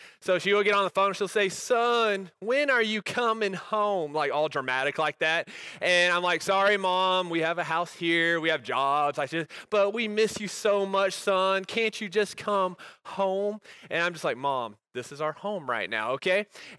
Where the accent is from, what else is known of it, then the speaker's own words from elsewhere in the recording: Texas, United States; You see, I grew up in Texas, which is God's country pretty much.